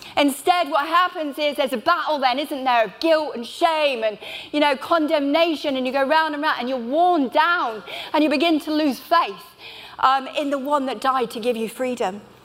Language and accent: English; Bristol, South West England, United Kingdom; I'm from Bristol. I minister in a church there in the heart of Bristol.